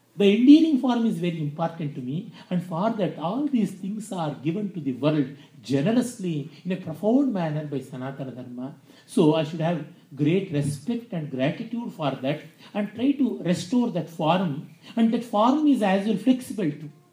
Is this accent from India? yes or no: yes; India